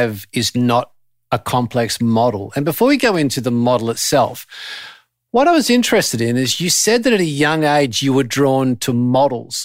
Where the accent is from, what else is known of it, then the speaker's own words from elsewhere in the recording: Australia; being Australian